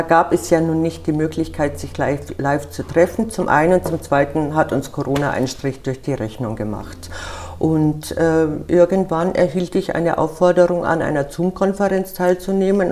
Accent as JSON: {"language": "German", "town": "Munich", "region": "Bavaria", "country": "Germany", "moved": "yes", "lives_now": "Wiesbaden, Germany", "said": "Wir Bayern, ich bin Münchnerin"}